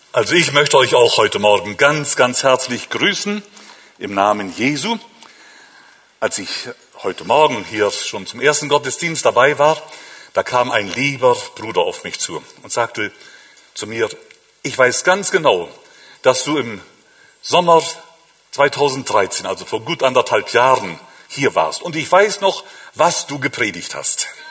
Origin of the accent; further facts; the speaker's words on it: Northern Germany, Germany; moved away as an adult; now in Switzerland; aufgewachsen in Norddeutschland